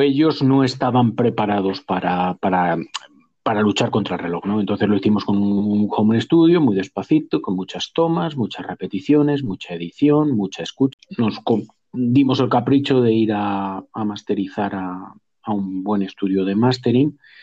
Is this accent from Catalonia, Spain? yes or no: no; Cuenca, Castilla-La Mancha, Spain; now in Madrid, Spain; yo soy de Cuenca